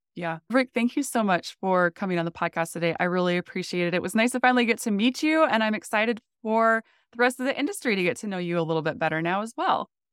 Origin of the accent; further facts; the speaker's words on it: North Dakota, United States; moved away as an adult; also born or lived in Phoenix; I grew up in North Dakota